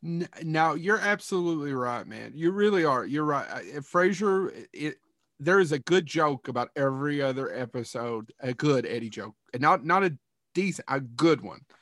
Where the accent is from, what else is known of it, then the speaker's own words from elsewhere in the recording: Kentucky, United States; I'm born and raised in Kentucky